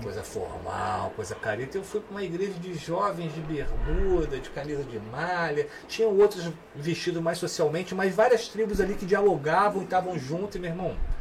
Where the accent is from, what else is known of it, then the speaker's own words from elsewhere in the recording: Petrópolis, Rio de Janeiro, Brazil; moved away as an adult; also born or lived in Três Rios; now in Rio de Janeiro, Brazil; Então eu nasci em Três Rios, morei em Três Rios até os seis anos, fui para Petrópolis e em Petrópolis realmente que eu cresci, me tornei jovem, adolescente